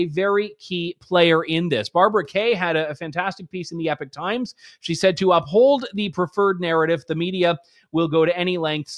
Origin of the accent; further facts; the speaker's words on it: Canada; as a Canadian